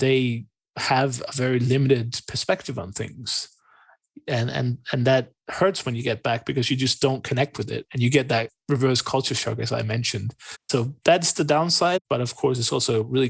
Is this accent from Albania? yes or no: no; Denmark; moved away as an adult; also born or lived in Hungary / England; now in Portugal; I was born in Denmark, I lived there forever